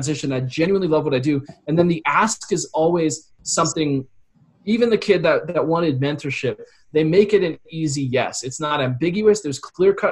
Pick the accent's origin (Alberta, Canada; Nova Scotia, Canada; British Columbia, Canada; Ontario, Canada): Alberta, Canada; Calgary; I was from Calgary